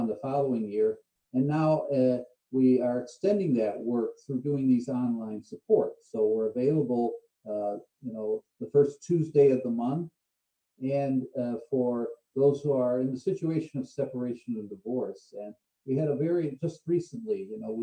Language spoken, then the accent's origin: English; Cleveland, Ohio, United States; I'm from Cleveland, I grew up there